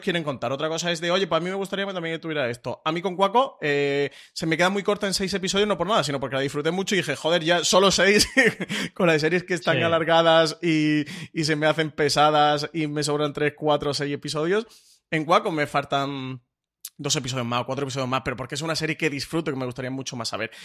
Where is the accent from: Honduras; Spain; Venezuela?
Spain; nosotros como público español